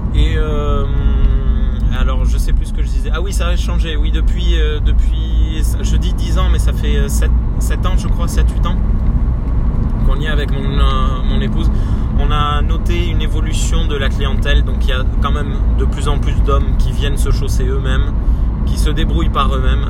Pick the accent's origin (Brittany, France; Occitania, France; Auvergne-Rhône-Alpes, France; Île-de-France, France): Occitania, France; Gers; moved away as an adult; also born or lived in Libourne / Toulouse; on est originaire du Gers